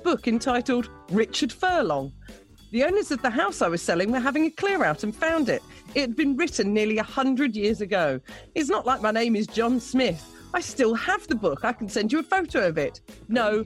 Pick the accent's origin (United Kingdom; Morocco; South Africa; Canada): United Kingdom; near Dagenham, London; I grew up near Dagenham, Daggy Market on a Sunday.